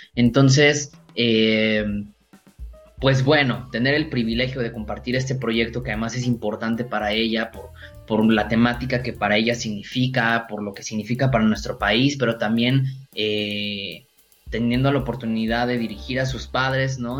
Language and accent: Spanish; Mexico